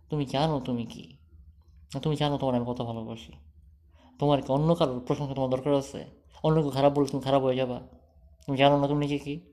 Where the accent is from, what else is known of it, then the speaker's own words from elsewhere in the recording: Munshiganj, Dhaka Division, Bangladesh; ধরো যে আমার গ্রামের বাড়ি হ্যাঁ ইয়াতে মুন্সিগঞ্জে